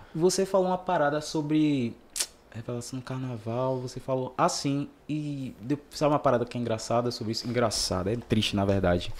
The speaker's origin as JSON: {"language": "Portuguese", "town": "Salvador", "region": "Bahia", "country": "Brazil", "tie": "born or raised there", "said": "eu sou do João Velho de Brotas"}